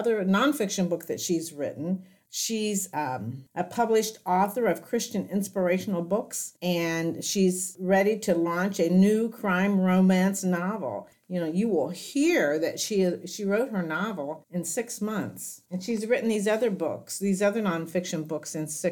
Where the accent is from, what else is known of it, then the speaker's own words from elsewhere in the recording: Hamilton, Ohio, United States; I grew up in Hamilton, Ohio.